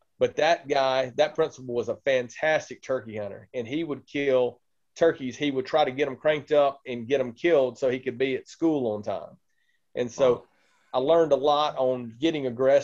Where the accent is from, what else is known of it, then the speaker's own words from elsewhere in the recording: Mississippi, United States; moved away as an adult; now in Indiana, United States; I grew up in Mississippi, and you might hear in the accent